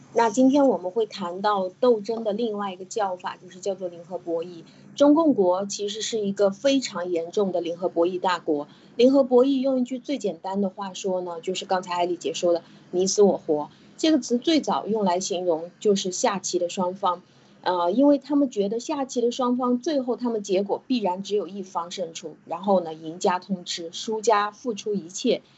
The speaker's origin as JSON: {"language": "Chinese", "country": "China", "said": "我们中国人"}